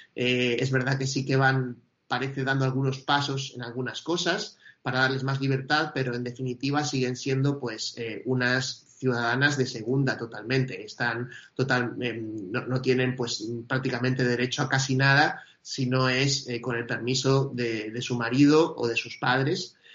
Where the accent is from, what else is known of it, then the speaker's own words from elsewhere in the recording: Argentina; yo soy argentino